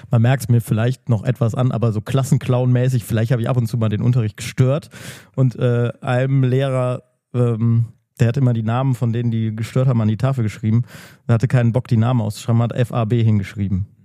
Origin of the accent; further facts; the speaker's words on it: Königs Wusterhausen, Brandenburg, Germany; Ich komme aus KW.